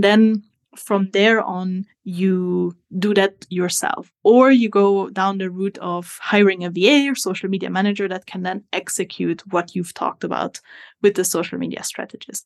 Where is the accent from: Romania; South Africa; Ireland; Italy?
Italy; moved away as an adult; now in New Zealand; As you can hear from my accent, I am not originally from New Zealand. I'm actually from Italy. But I have been living in New Zealand for the last two years